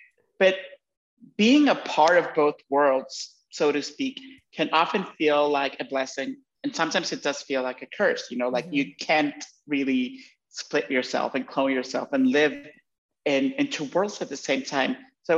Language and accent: English; Honduras; moved away; also born or lived in New York, United States; I'm currently in my home country, in Honduras. I hadn't been here in over a decade, and I left New York and I relocated here for a while.